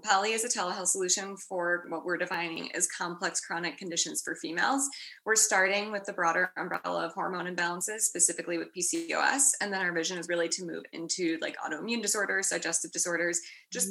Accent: Chicago, Illinois, United States; moved away as an adult; also born or lived in Washington, District of Columbia, United States / New York; now in San Francisco, United States; I am from Chicago, so proud Midwesterner. Uh, grew up in a suburb a little bit north of the city

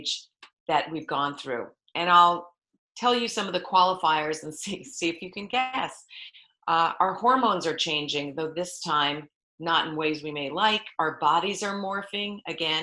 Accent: New York, United States; moved away as an adult; now in California, United States; I am from New York. You asked where I am from originally. I've now lived in California for 35 years

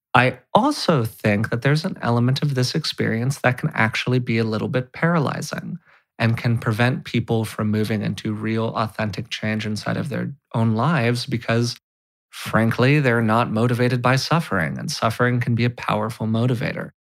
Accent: California, United States; being a white, straight male growing up in California

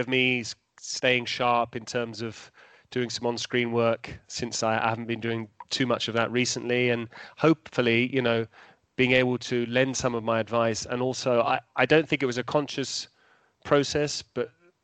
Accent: England, United Kingdom; moved away as an adult; also born or lived in London; now in Italy; I got pigeonholed as an Italian commentator in England despite being English, and I had to move to Italy to actually commentate in English

